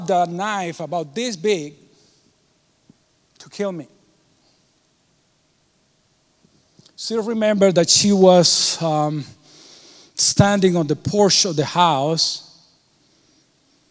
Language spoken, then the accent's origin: English; Cuba; moved away; I was born in Cuba, and I was born 3 years after Fidel Castro took power. I was not raised in Catholicism